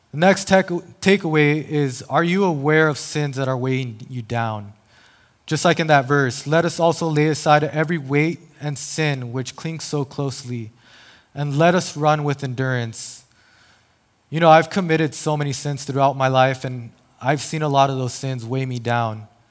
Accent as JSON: {"language": "English", "town": "El Paso", "region": "Texas", "country": "United States", "tie": "born or raised there", "moved": "yes", "lives_now": "San Diego, United States", "said": "born and raised in El Paso, Texas"}